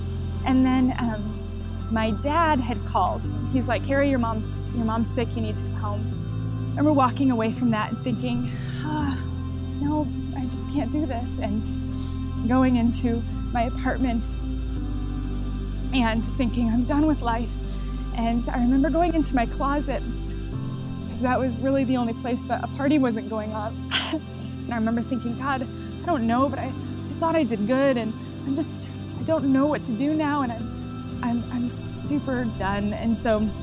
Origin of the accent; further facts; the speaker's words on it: Chicago, Illinois, United States; I grew up in Chicago